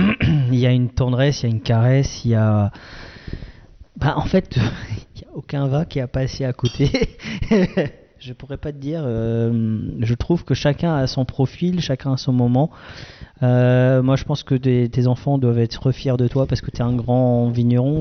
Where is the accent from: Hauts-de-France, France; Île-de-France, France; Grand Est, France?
Grand Est, France; Alsace; on est des Alsaciens